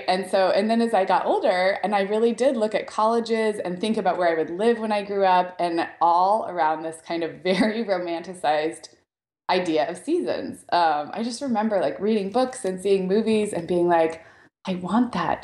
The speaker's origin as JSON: {"language": "English", "town": "Santa Barbara", "region": "California", "country": "United States", "tie": "born or raised there", "said": "I grew up in Santa Barbara, which is a little bit cooler than where I am now"}